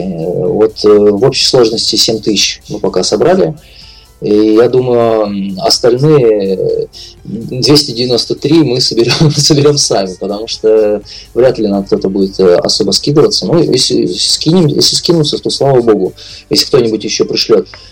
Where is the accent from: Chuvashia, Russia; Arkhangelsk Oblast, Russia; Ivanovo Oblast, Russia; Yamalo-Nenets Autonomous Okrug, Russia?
Yamalo-Nenets Autonomous Okrug, Russia; Labytnangi; я из Лабутнана родом, э, из крайнего севера